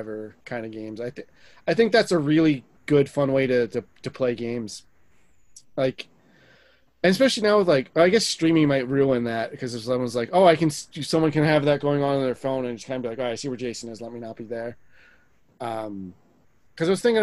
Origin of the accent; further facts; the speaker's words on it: New Jersey, United States; we're all from Jersey here.